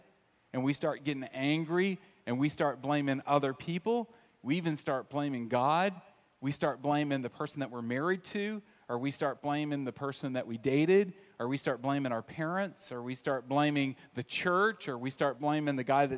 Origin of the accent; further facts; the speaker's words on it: Southern United States, United States; But the one that I love the most, because I grew up in the South, is not this idea of blaming other people, because that wasn't nice in the South, and it wasn't numbing, because that's just not something you did.